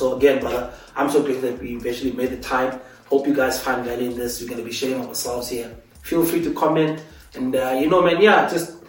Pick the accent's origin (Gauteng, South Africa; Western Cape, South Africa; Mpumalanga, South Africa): Western Cape, South Africa; Cape Town; now in Johannesburg, South Africa; I was actually born in Cape Town, moved to the Eastern Cape back in 29.